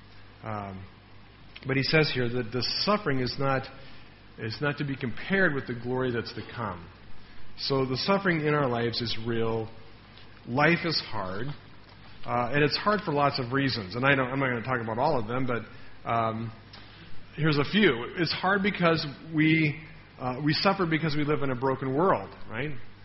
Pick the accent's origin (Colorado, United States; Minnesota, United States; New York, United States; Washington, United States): Colorado, United States; Denver; moved away; my hometown, Denver